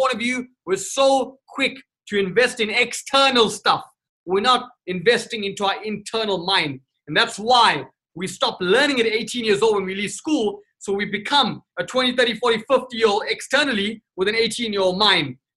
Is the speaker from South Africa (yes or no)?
yes; Durban, KwaZulu-Natal, South Africa; moved away; also born or lived in Johannesburg / Cape Town; I was born and raised in South Africa, Durban, South Africa, and then I literally moved out to Joburg in Cape Town